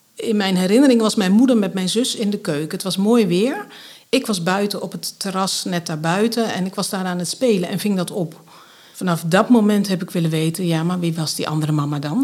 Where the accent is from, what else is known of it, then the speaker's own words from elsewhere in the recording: Grave, North Brabant, Netherlands; also born or lived in Dordrecht; Overgrote deel van mijn jeugd ben ik opgegroeid in Graven in Noord-Brabant. Dat ligt ten zuiden van Nijmegen.